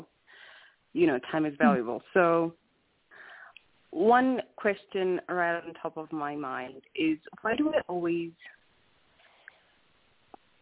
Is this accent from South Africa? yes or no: yes; South Africa; now in Salt Lake City, United States; I'm from South Africa